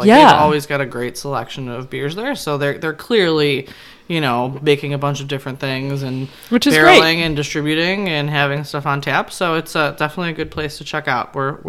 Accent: Chicago suburbs, Illinois, United States; we are born and raised in the Chicago suburbs.

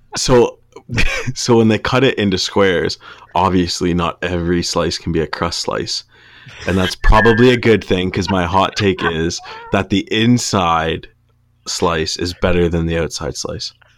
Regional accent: Canada; we're Canadian

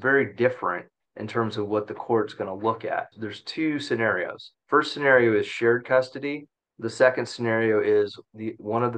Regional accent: Central Valley, California, United States; I grew up in the Central Valley, made it out of there over to the ocean and haven't left since

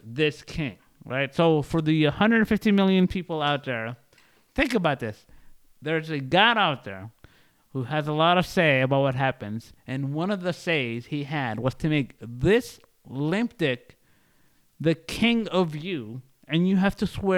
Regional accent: Canada; moved away; growing up in the Canada

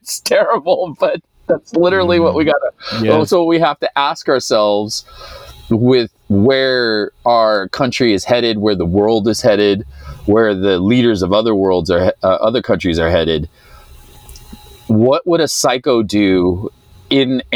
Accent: United States; I grew up in the United States

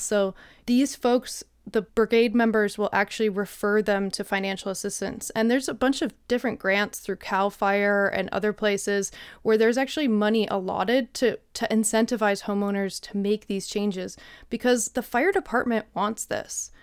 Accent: Midwest, United States; now in Jackson, United States; I'm from the Midwest

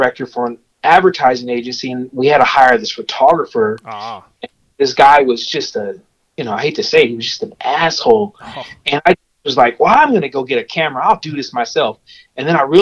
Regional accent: Pasadena, California, United States; now in Bakersfield, United States; I was born in Pasadena, California, and I moved to Bakersfield, California when I was about 12 years old. And, you know, I kind of been here ever since

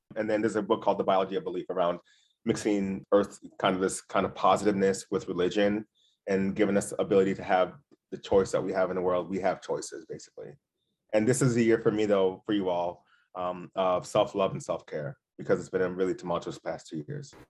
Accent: Duluth, Minnesota, United States; My history in my childhood growing up in Duluth, I had a good childhood, but I would have rather not grew up in Duluth

